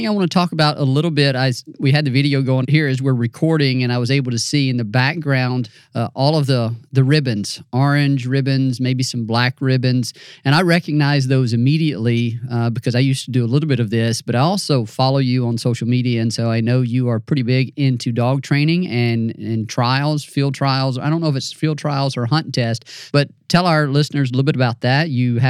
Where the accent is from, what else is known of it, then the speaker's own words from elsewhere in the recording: Mississippi, United States; And I grew up in North Central Mississippi, and that's a similar type of deal for me.